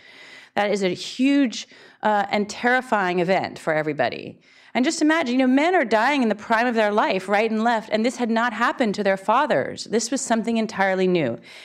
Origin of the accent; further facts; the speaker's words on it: Berkeley, California, United States; now in New York City, United States; I'm from Berkeley, California, so of course I was a vegetarian. Then from there I moved to New York City, other capital of vegetarianism.